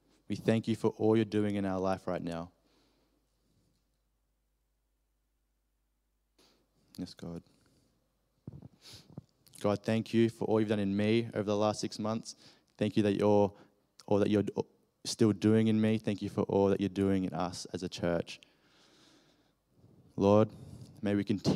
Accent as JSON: {"language": "English", "country": "Australia", "accent": "Australian", "said": "my Australian accent"}